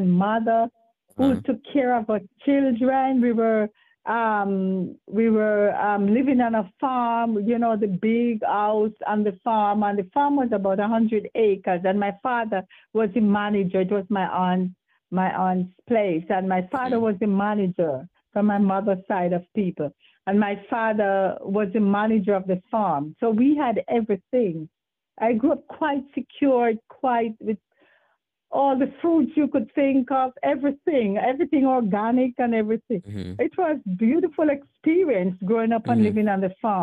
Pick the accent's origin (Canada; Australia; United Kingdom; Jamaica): Jamaica; Belfield, Saint Mary; I was born in Egypt Penn, Belfield, St. Mary, Jamaica.